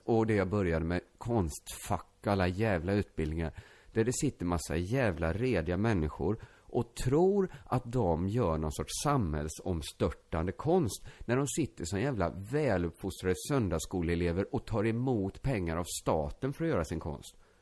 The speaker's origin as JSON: {"language": "Swedish", "town": "Borås", "region": "Västra Götaland", "country": "Sweden", "tie": "born or raised there", "said": "när jag växte upp i Borås innerstad"}